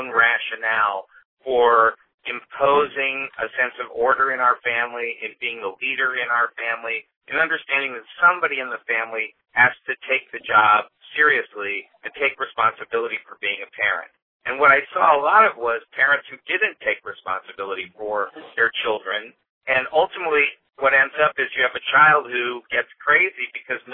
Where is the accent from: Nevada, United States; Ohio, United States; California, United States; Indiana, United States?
California, United States; Los Angeles; I'm from Los Angeles, California